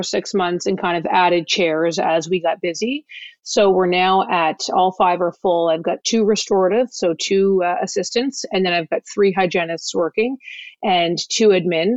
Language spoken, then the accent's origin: English; Halifax, Nova Scotia, Canada; I'm from Halifax, Nova Scotia. So I'm on the east coast of Canada